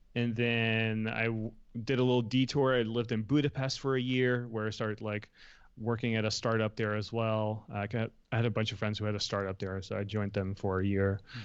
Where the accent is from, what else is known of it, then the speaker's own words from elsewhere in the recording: Netherlands; moved away as an adult; also born or lived in Los Angeles, United States; now in United States; I was born and raised in the Netherlands, so I was there till I was eighteen